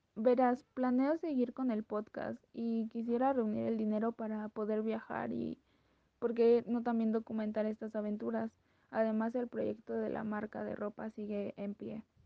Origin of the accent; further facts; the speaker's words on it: Mexico; soy mexicana y tengo 21 años